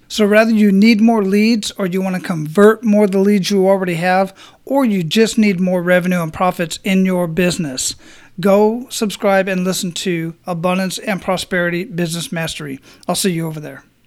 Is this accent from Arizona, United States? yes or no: yes; Phoenix, Arizona, United States; also born or lived in San Antonio, Texas / El Paso, Texas / Killeen, Texas; now in Tampa, United States; I grew up in Phoenix, Arizona